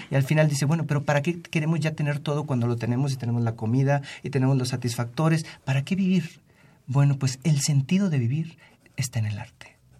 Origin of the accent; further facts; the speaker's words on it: Mexico; nosotros como ciudadanos mexicanos